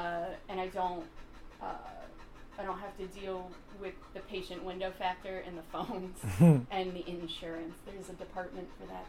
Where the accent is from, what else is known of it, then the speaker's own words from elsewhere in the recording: York, Pennsylvania, United States; also born or lived in Chicago / Georgia / Utah; I came down here from Pennsylvania. I came from an area called York, which is around the border of Lancaster, but that is not my first home.